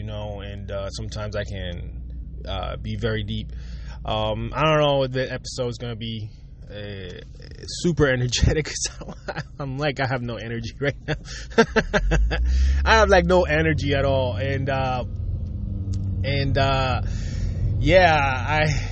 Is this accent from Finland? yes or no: no; Puerto Rico; growing up, I grew up in Puerto Rico